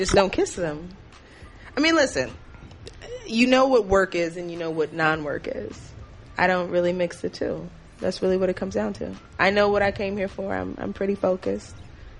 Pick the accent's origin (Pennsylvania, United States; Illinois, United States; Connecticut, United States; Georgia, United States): Illinois, United States; Chicago; moved away as an adult; also born or lived in Los Angeles; now in New York, United States; I'm from Chicago